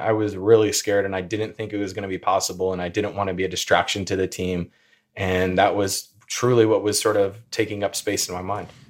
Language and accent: English; Peoria, Illinois, United States; also born or lived in Indianapolis, Indiana; I'm from the Peoria area in Illinois